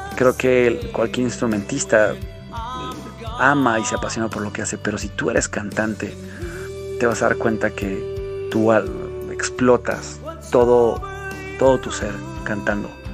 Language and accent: Spanish; Querétaro, Mexico; soy un cantante queretano